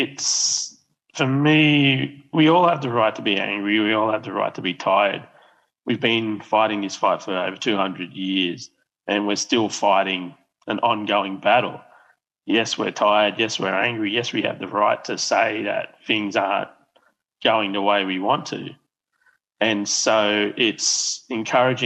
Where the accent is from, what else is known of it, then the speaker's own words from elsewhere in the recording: Moree, New South Wales, Australia; I grew up with growing in Moree